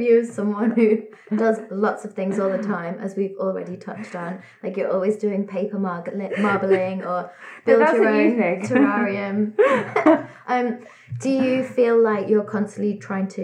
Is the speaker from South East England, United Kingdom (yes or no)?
no; Liverpool, North West England, United Kingdom; The idea of success that I grew up with in Liverpool as a teenager